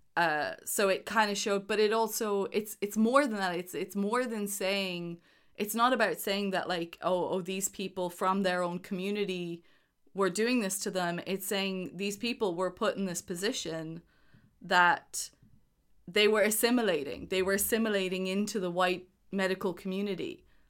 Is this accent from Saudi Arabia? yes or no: no; Ireland